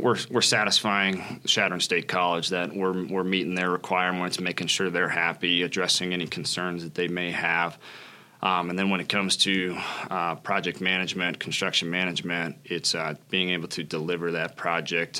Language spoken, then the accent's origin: English; Springfield, Nebraska, United States; originally from Springfield, Nebraska, born and raised there